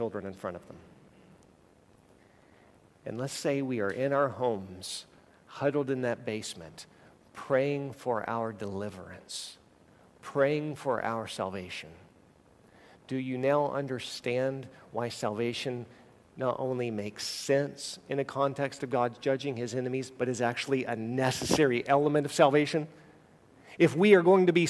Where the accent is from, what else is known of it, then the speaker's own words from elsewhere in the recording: United States; as American believers